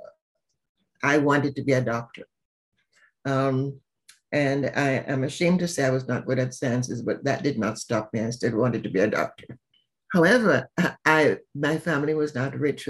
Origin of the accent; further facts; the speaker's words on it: Jamaica; now in Atlanta, United States; I'm from Jamaica